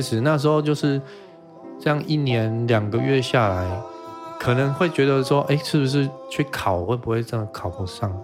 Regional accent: Fengshan, Kaohsiung, Taiwan; also born or lived in Taipei; 我是高雄凤山人

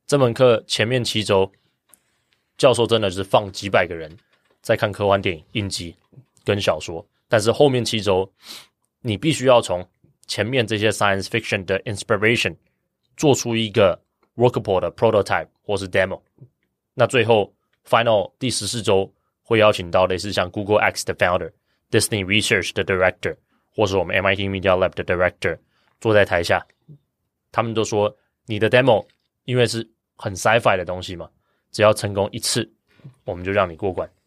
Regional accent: Kaohsiung, Taiwan; also born or lived in Taipei / Cambridge, Massachusetts / Seattle / Beijing; 我从小到大是高雄长大，那在台湾大学念了三年

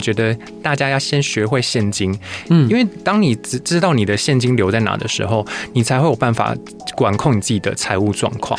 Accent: Taiwan; also born or lived in Japan; 我不一定要抱持着我是台湾人

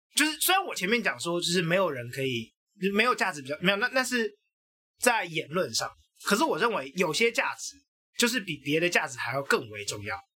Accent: Taiwan; 我认同我是台湾人

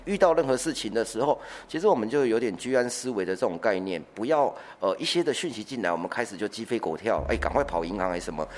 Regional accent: Taiwan; 我们台湾人真的很省吃俭用

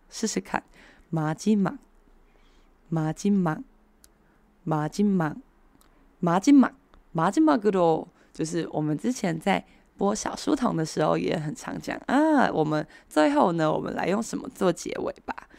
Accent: Taiwan; 我们台湾人

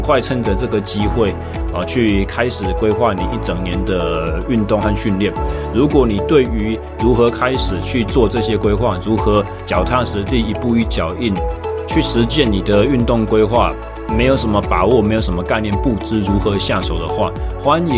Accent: Taichung, Taiwan; 我二零二三年一月正式回到呃离开在左训的工作，回到我的家乡台中市。

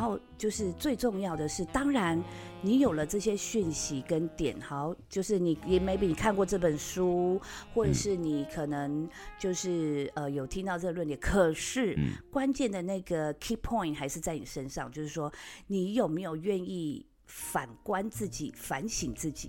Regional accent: Taiwan; 我们台湾人

